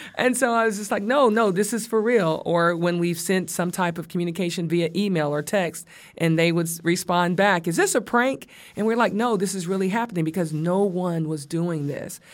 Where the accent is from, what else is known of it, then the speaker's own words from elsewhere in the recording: the South, United States; I'm from the South